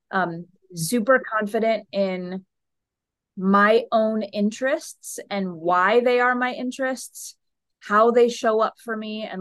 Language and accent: English; Toledo, Ohio, United States; moved away as an adult; also born or lived in Chicago / St. Louis; This is back in my hometown.